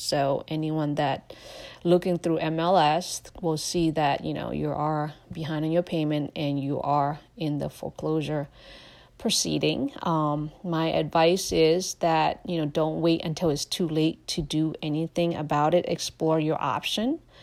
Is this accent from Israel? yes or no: no; Laos; now in United States; I am a refugee from Laos.